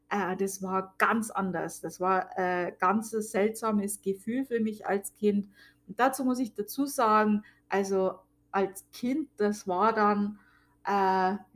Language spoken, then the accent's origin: German; Amberg, Bavaria, Germany; born there; Also meine Geburtsstadt ist Amberg. Ähm, Amberg in der Oberpfalz war auch mal die Hauptstadt der Oberpfalz.